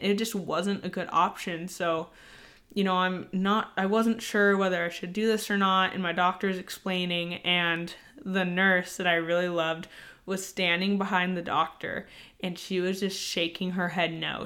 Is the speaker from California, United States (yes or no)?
yes; San Diego, California, United States; moved away as an adult; now in Virginia, United States; we are both from San Diego, so both of our families still live in San Diego currently